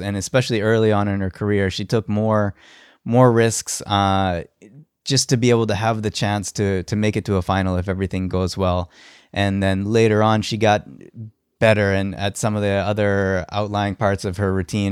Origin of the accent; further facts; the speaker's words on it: Halifax, Nova Scotia, Canada; I'm from Halifax